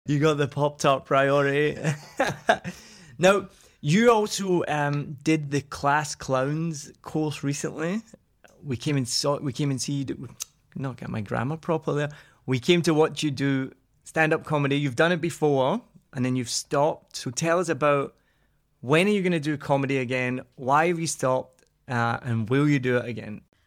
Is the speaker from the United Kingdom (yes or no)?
yes; Scotland, United Kingdom; I'm Scottish